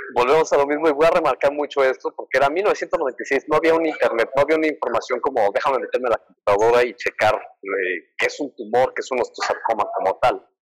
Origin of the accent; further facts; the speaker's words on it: Mexico City, Mexico; soy de la Ciudad de México